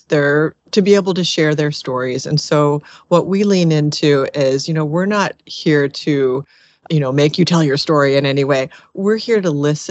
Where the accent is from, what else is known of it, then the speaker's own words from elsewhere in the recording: Annapolis, Maryland, United States; a small nonprofit here in my hometown of Annapolis, Maryland